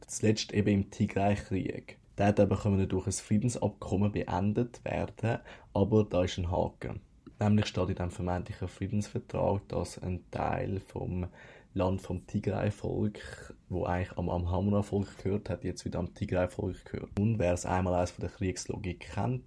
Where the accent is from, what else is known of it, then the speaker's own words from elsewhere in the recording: Switzerland; bei uns in Europa und vor allem in der Schweiz